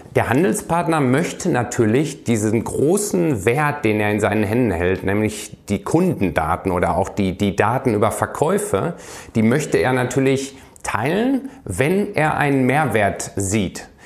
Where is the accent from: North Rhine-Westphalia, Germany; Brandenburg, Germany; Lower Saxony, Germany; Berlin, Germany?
North Rhine-Westphalia, Germany; Iserlohn; moved away; Ich komme aus Iserlohn, aus dem Sauerland, ist ja auch eine Eishockey-Hochburg. Ähm, ja. Ähm, wie gesagt, lange ähm, dort ähm, gelebt